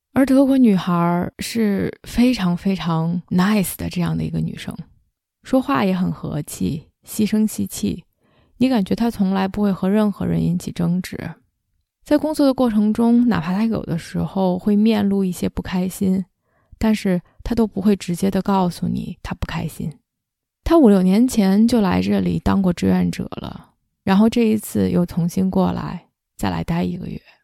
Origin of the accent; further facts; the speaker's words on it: China; now in Canada; 来自加拿大，在北美居住了十几年中国人